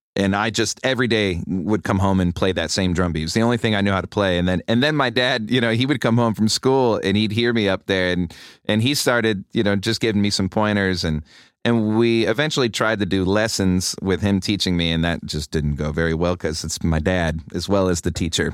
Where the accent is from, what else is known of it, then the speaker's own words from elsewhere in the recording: Rochester, New York, United States; if you're a drummer growing up in Rochester